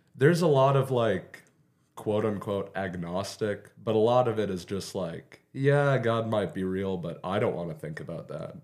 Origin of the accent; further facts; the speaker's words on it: Beaver, Oklahoma, United States; also born or lived in Guymon, Oklahoma; I was born in Guyman, but I've lived in Beaver my entire life.